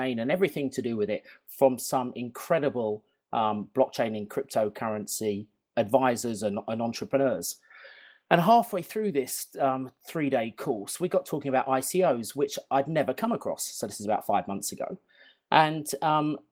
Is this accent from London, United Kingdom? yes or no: yes; London, United Kingdom; I'm from not very sunny London right now.